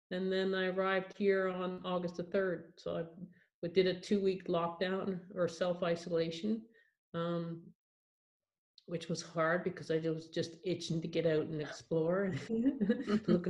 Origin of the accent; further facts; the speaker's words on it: Edinburgh, Scotland, United Kingdom; born there; I was born here in Edinburgh